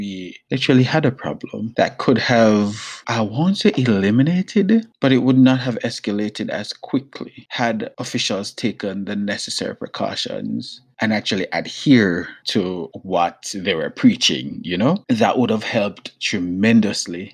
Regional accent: Jamaica; moved away; I'm Jamaican

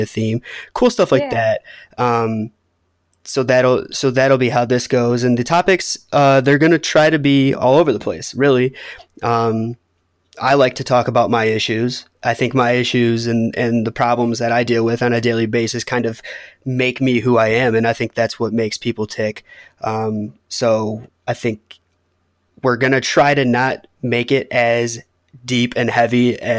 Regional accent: Detroit, Michigan, United States; We're both from Metro Detroit, brought up in kind of the same type of households

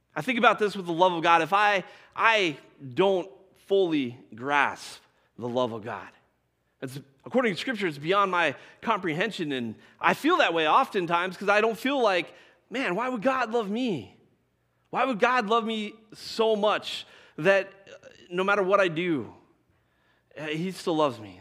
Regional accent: Colorado, United States; I grew up in Colorado.

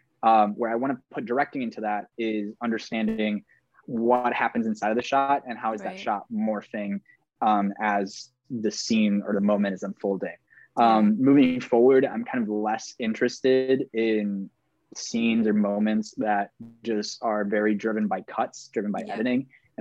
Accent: Maracaibo, Zulia, Venezuela; now in Minneapolis, United States; I'm originally from Maracaibo, Venezuela, currently based in Minneapolis, Minnesota, but also in New York City.

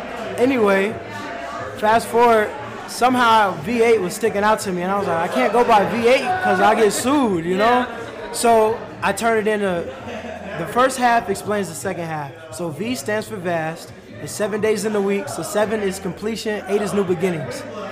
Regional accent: Bloomington, Illinois, United States; I'm born and raised in Bloomington.

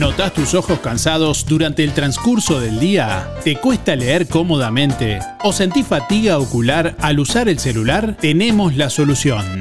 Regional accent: Rocha, Uruguay; de donde yo vengo, que es de Rocha

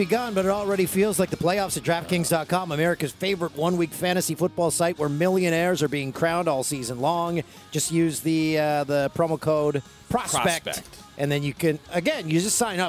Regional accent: Canada; We have bags of milk in Canada.

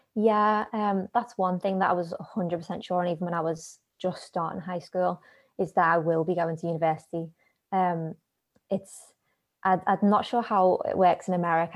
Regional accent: Liverpool, North West England, United Kingdom; I grew up in, you'll probably tell from the accent, Liverpool

